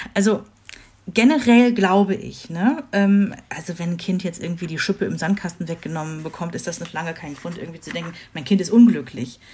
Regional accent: Rhineland, Germany; moved away; ich komme ja aus dem Rheinland

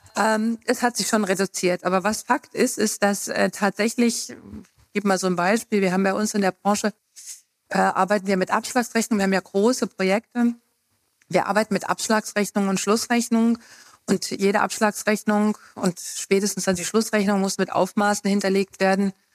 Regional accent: Hesse, Germany; moved away as an adult; now in Thuringia, Germany; ich bin ja Westdeutscher, also ich komme aus Hessen und bin eben 92 nach dem Studium nach Thüringen gekommen

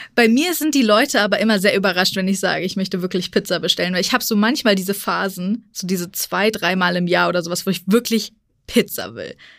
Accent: Frankfurt, Hesse, Germany; ich als gebürtige Frankfurterin

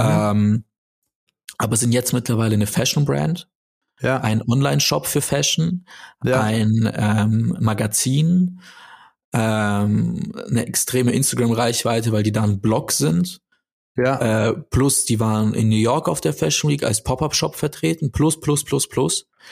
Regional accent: Stuttgart, Baden-Württemberg, Germany; ich bin in Neugereuth aufgewachsen.

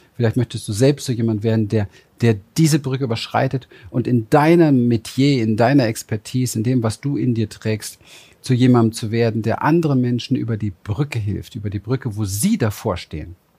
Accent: Berlin, Germany; ich bin in Berlin aufgewachsen, im Hinterhof

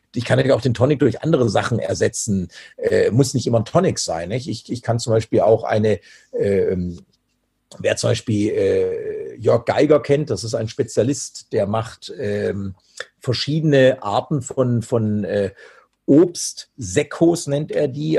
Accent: Germany; bei uns in Deutschland

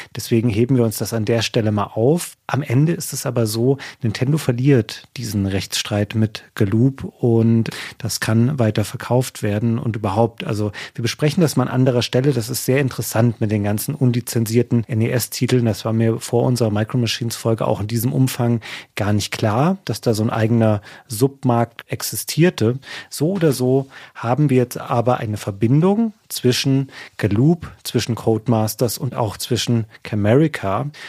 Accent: near Bad Hersfeld, Hesse, Germany; in Bad Hersfeld, das ist so die nächstgrößere Stadt, von dort aus, wo ich herkomme

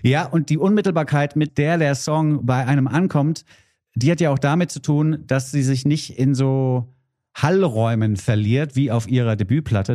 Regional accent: Hesse, Germany; als Hesse

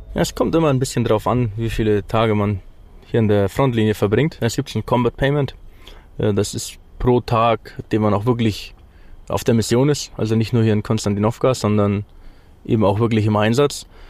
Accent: Germany; moved away as an adult; now in Ukraine; ich als Deutscher

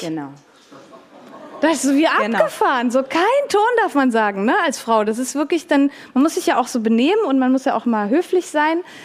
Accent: Switzerland; ich bin auch Schweizerin

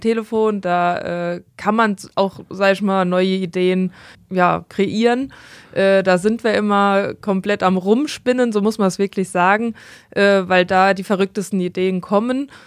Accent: Monzingen, Rhineland-Palatinate, Germany; ich komme aus Monzingen

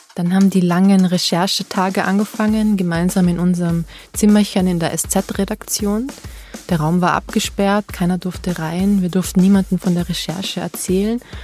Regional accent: Austria; bei Österreich, bei meiner Heimat

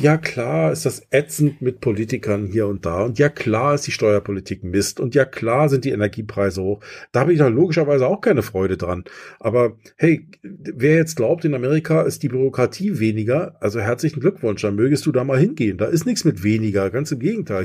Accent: East Germany, Germany; ich bin im Osten groß geworden

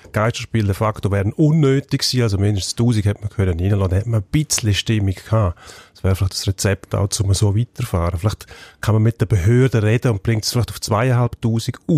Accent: Switzerland; Wir haben ja noch tiefere Ligen bei uns in der Schweiz

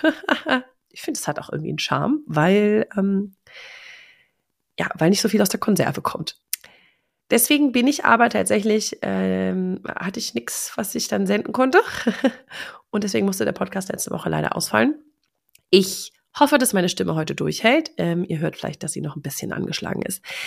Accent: Germany; als Europäer oder als Deutsche

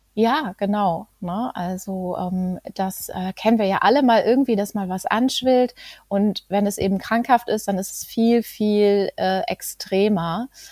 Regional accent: Greven, North Rhine-Westphalia, Germany; ich komme aus Greven

